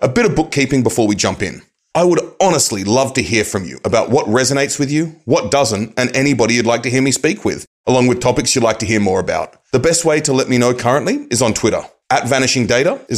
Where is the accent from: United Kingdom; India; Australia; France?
Australia; moved away; growing up in Australia, I always had a winter birthday